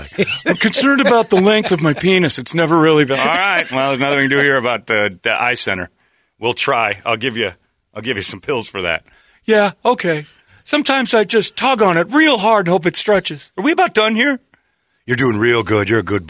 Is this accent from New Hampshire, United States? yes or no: no; Arizona, United States; But growing up in Arizona, there's a lot of people who are